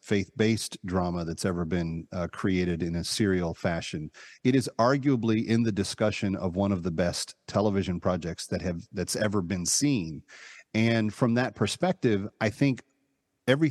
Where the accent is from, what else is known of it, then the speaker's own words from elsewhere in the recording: Fort Worth, Texas, United States; moved away as an adult; also born or lived in New York; I grew up in Texas. I haven't lived there in 40 years, but until I was 18, it was what I called home.